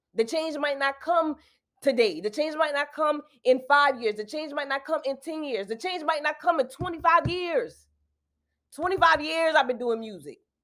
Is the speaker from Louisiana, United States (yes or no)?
no; South Carolina, United States; I'm from South Carolina